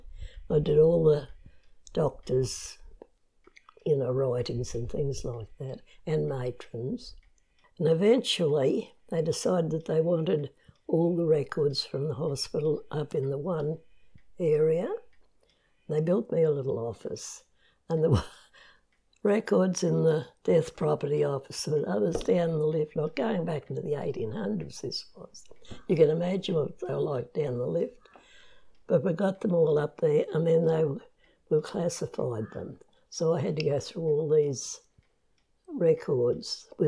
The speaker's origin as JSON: {"language": "English", "town": "Comet", "region": "Queensland", "country": "Australia", "tie": "born or raised there", "also_born_or_lived": "Rockhampton, Queensland / Barcaldine, Queensland", "said": "I was born in Rocky, grew up in Comet, and went to school there, for primary school"}